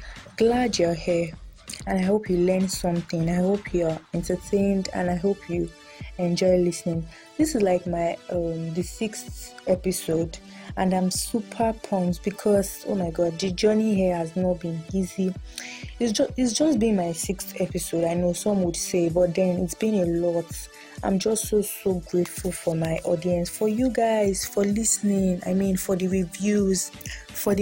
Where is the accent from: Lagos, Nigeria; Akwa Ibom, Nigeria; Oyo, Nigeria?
Oyo, Nigeria; Ibadan; I was born and bred in Nigeria, Ibadan, Oyo State to be precise